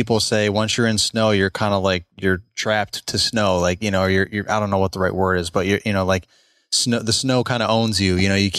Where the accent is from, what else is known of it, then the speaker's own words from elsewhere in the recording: New York, United States; moved away; I'm from New York originally, the state of New York, not New York City, but not too far off of New York City.